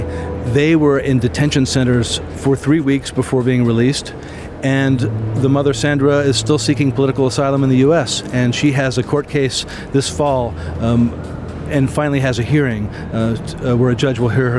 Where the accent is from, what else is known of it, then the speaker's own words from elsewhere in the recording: United States; moved away as an adult; also born or lived in Latin America / Mexico; I'm an American